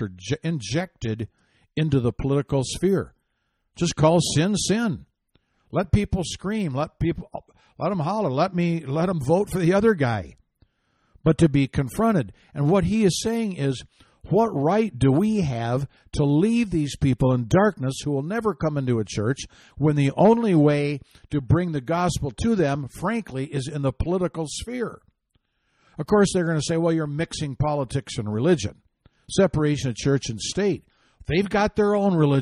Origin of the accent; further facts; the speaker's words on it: Michigan, United States; my home state of Michigan